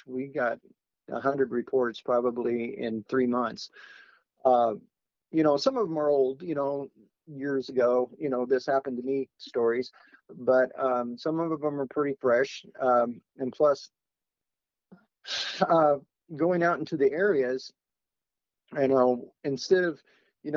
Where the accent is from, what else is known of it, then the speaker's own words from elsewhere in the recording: Oregon, United States; I grew up in Oregon